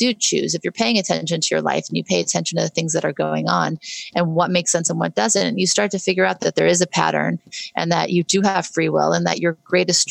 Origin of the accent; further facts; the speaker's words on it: Beverly Hills, California, United States; also born or lived in New Orleans, Louisiana; we moved from New Orleans, where I was very happy, to Beverly Hills, California